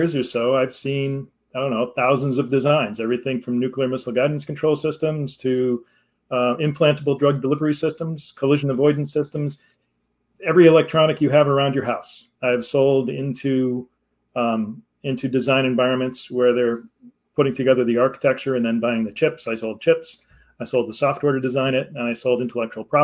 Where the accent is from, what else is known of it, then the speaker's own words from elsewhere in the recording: Connecticut, United States; now in Massachusetts, United States; I grew up in Connecticut, which is only 2 hours from Massachusetts